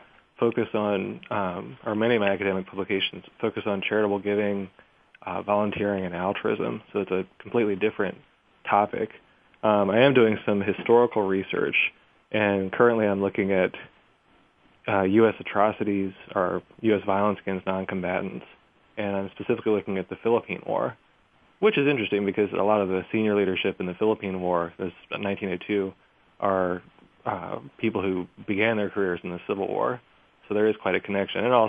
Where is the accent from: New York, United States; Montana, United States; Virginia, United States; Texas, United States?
Virginia, United States; Richmond; now in Chicago, United States; I grew up in Richmond, Virginia